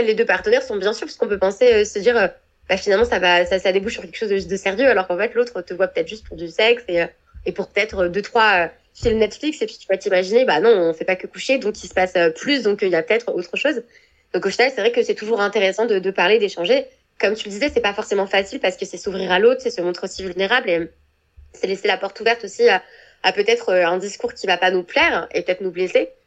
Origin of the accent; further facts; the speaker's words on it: France; moved away; moi en tant que Française